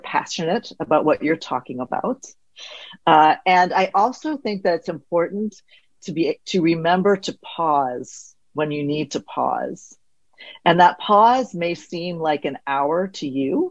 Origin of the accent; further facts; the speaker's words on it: the South, United States; I'm from the South